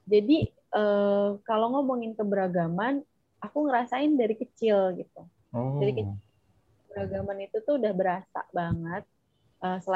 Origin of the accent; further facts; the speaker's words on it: Jakarta, Indonesia; besar di Jakarta jadi anak Betawi banget nih gue ya